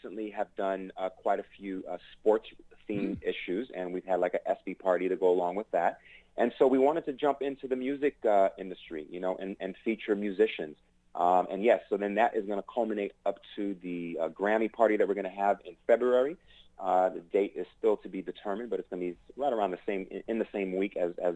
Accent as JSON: {"language": "English", "town": "New York City", "region": "New York", "country": "United States", "said": "I'm from New York"}